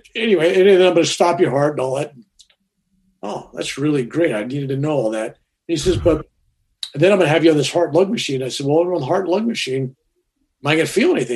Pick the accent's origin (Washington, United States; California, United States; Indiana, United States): California, United States; San Francisco; I was born in San Francisco on March 16th, 1946